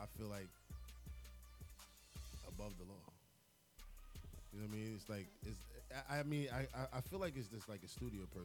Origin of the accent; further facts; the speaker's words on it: New York City, New York, United States; I'm from Queens